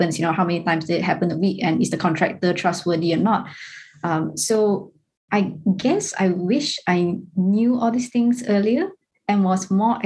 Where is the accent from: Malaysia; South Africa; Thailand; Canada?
Malaysia; Ipoh, Perak; growing up in Ipoh, we were more shielded from like grassroots politics.